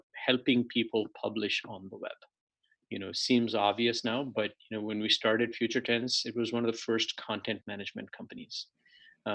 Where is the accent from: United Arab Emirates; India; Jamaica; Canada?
India; moved away as an adult; also born or lived in Chennai; now in United States; I grew up in India. I was born in a city that's now called Chennai. And I grew up, you know, a few different cities.